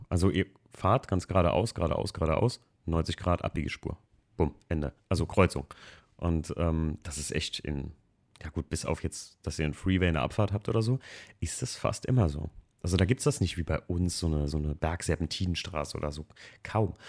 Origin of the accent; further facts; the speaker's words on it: Germany; hier bei uns in Deutschland